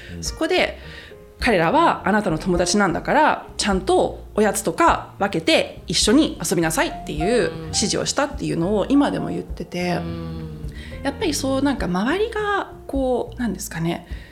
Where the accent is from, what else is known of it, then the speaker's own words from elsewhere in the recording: Croatia; 戦後のクロアチアに引っ越してきた時も